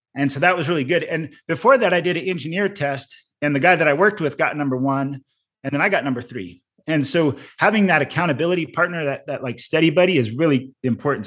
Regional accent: Arizona, United States; also born or lived in Colorado; eventually ended up coming back home to Arizona 'cause I have a lot of family and friends still here

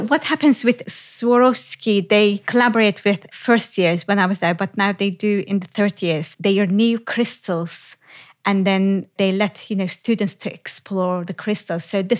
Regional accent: Turkey; English is a second language; But I had to travel from my hometown to west of Turkey, Izmir, to study.

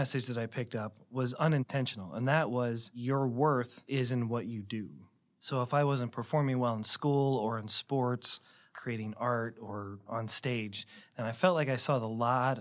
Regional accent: St. Louis, Missouri, United States; I grew up in Baldwin here in St. Louis.

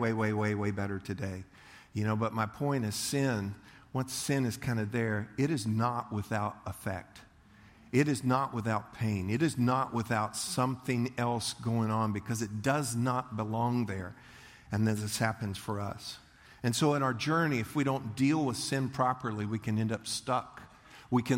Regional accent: United States; I'm American

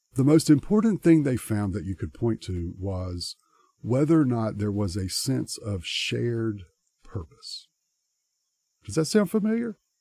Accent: United States; us as American Christians because we live in a culture

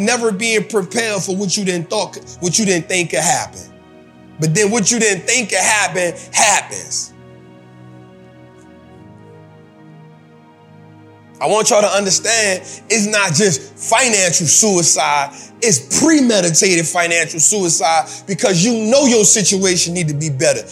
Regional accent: New Orleans, Louisiana, United States

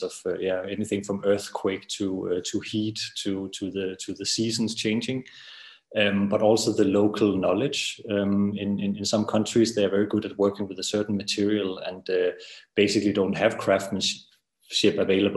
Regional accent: Denmark; moved away as an adult; also born or lived in Copenhagen, Denmark; now in Berlin, Germany; I'm originally from Denmark, and I studied architecture in Copenhagen, and then after my studies, I moved to Berlin

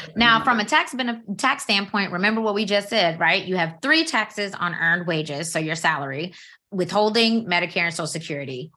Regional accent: Georgia, United States; now in Maryland, United States; I'm from Georgia

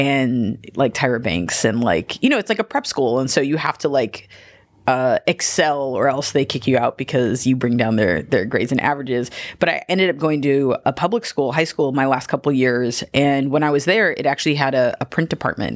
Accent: Gardena, California, United States; moved away as an adult; also born or lived in Philadelphia; I grew up in Gardena.

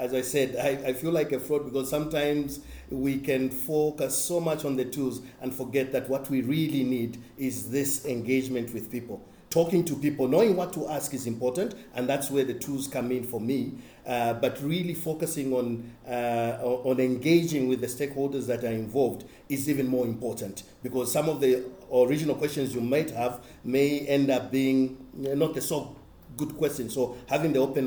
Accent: Zambia; I worked in my home country, Zambia

